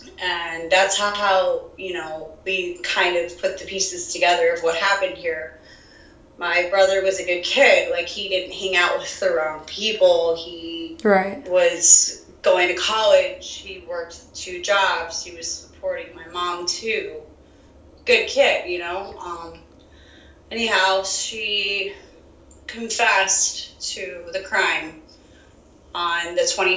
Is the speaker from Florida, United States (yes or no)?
yes; South Florida, United States; I'm born and raised in South Florida